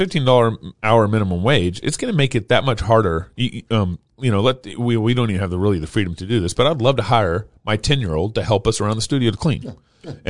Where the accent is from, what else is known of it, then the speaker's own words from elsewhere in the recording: Texas, United States; I'm from Texas.